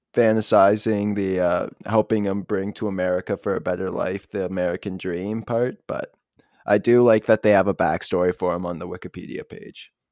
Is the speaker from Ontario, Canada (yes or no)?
yes; Toronto, Ontario, Canada; born or raised there